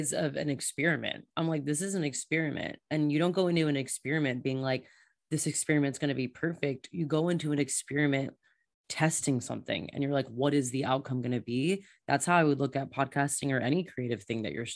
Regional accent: Florida, United States; moved away as an adult; also born or lived in Germany / Australia; I'm from Florida.

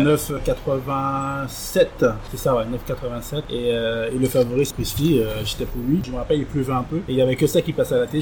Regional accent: Martinique; qui était un compatriote Martinique avec moi

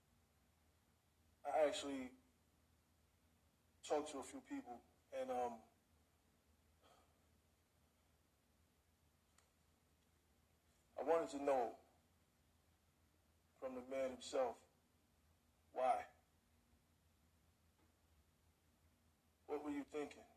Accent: New York, United States; I'm from New York

